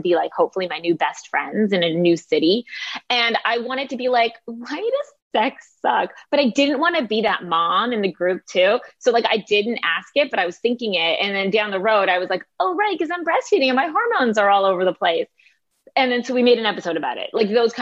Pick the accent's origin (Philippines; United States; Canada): Canada; I like to say I'm Canadian. We're very self-deprecating by nature